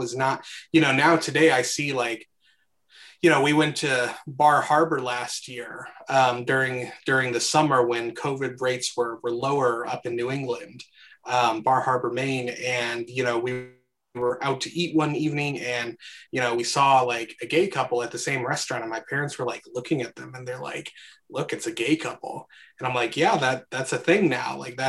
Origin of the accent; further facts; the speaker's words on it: Guatemala; born there; Yeah, kind of my background, I guess I was born in Guatemala in the mid 90s.